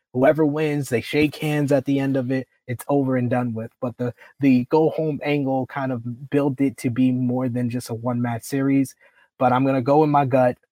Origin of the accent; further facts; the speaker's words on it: New York, United States; I'm from New York